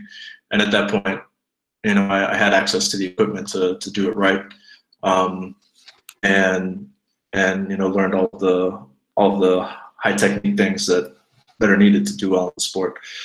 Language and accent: English; United States; moved away as an adult; also born or lived in Zweibrücken, Germany; now in Bavaria, Germany; moved to the States, and then basically grew up in America